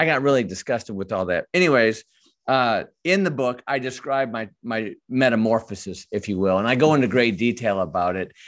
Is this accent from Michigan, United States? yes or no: yes; Michigan, United States; I was born in Michigan and raised there